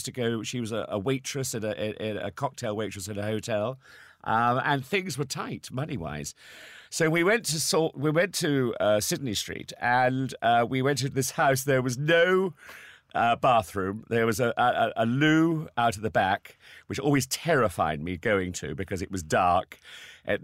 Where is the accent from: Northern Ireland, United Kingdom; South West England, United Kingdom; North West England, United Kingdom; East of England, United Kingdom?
South West England, United Kingdom; Salisbury; moved away as an adult; also born or lived in Oldham; Salisbury is my hometown